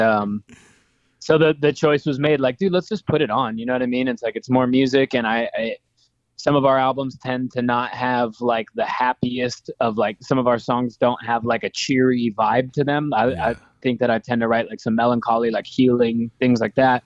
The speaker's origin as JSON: {"language": "English", "town": "Las Vegas", "region": "Nevada", "country": "United States", "tie": "born or raised there", "said": "in Las Vegas, which is my hometown."}